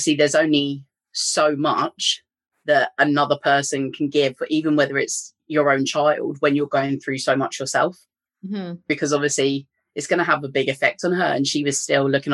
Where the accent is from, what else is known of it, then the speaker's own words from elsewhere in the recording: England, United Kingdom; moved away as an adult; now in Northern Ireland, United Kingdom; you can probably tell from my accent, I'm from England, but I live in Northern Ireland and I've been over here for about 10 years